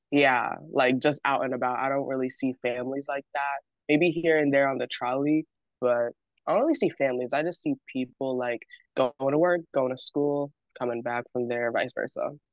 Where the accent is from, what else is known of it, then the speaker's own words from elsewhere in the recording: San Diego, California, United States; I am from San Diego, California, born and raised